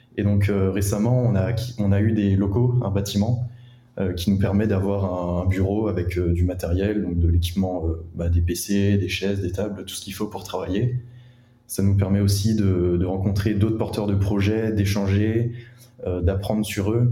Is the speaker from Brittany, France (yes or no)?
yes; Rennes, Brittany, France; je suis originaire de Rennes